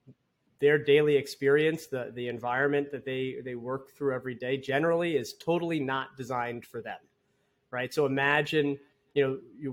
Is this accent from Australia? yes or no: no; Long Island, New York, United States; I grew up on Long Island, New York